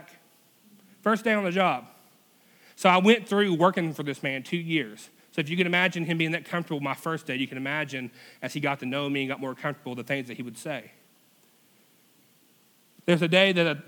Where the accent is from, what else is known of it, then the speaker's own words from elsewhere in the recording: United States; we're classified as an American